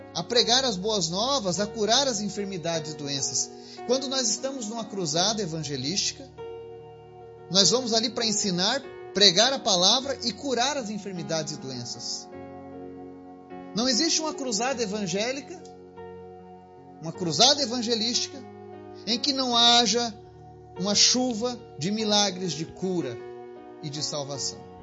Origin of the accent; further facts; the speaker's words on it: Rio Grande do Sul, Brazil; now in Bahia, Brazil; Eu sou do Rio Grande do Sul, moro na Bahia